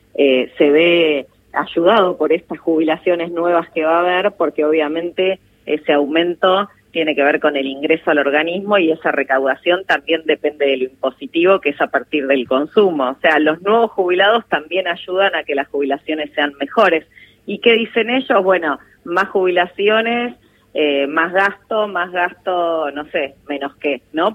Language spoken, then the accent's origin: Spanish; Argentina; nosotros que argentinos y argentinas